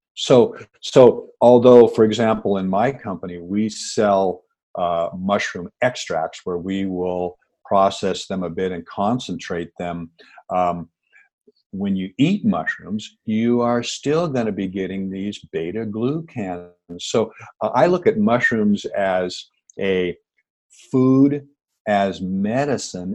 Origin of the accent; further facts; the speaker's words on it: Seattle, Washington, United States; born and raised in the Pacific Northwest. I grew up in Seattle